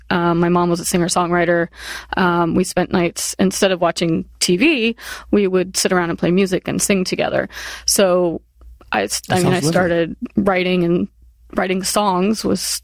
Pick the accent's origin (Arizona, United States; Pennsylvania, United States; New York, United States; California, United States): Arizona, United States; Lake Havasu City; moved away as an adult; also born or lived in Northern Illinois / San Diego; I was 10 and my family moved there and we moved to Lake Havasu, Arizona.